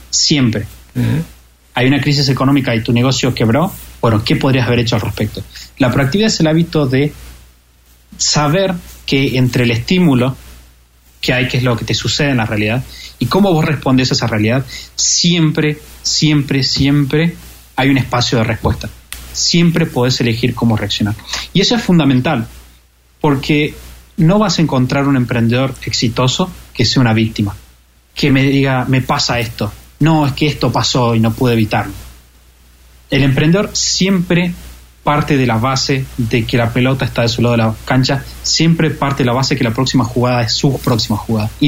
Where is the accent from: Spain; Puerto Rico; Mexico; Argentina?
Argentina; para mí, como argentino